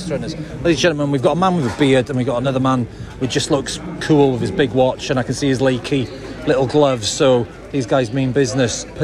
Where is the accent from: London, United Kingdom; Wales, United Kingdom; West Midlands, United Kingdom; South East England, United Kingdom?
Wales, United Kingdom; Brecon; I'm from Brecon.